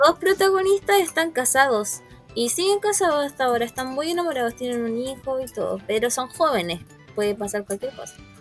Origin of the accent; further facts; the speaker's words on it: Recoleta, Santiago Metropolitan Region, Chile; como soy de Recoleta, siempre también vamos al estadio de Recoleta